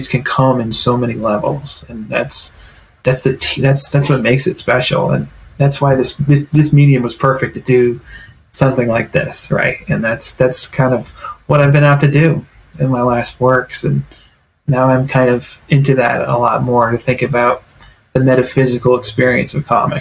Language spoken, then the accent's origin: English; Stewartsville, New Jersey, United States; also born or lived in Glassboro, New Jersey; I grew up in really Northwest, and so it was really hilly and wooded and very farmlands. You know, my town's Stuartsville